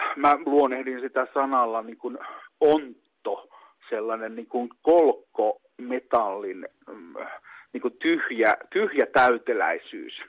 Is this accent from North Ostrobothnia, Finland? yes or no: no; Pieksämäki, South Savo, Finland